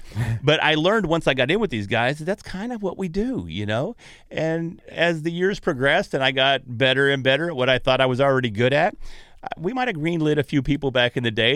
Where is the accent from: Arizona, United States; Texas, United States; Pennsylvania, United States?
Texas, United States; North; accent: Texas; moved away; I was from North Texas, and there weren't a lot of big gyms. There were no big gyms in North Texas at the time. Now there's Jiu-Jitsu all over where I'm from